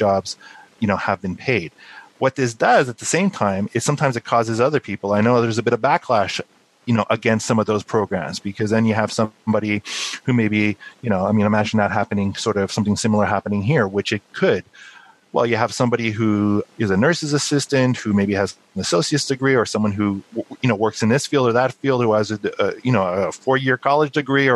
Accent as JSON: {"language": "English", "town": "Montreal", "region": "Quebec", "country": "Canada", "moved": "yes", "lives_now": "United States", "said": "I'm actually originally from Montreal"}